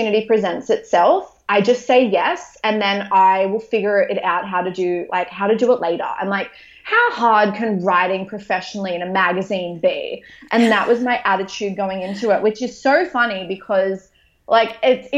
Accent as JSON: {"language": "English", "town": "Maitland", "region": "New South Wales", "country": "Australia", "tie": "born or raised there", "said": "I opened a Pilates studio in my hometown of Maitland"}